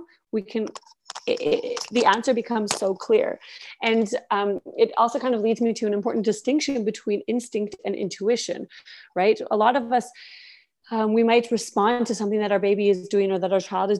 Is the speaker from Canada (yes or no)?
yes; Canada; moved away as an adult; now in Austria; I'm Canadian. I was born and raised in Canada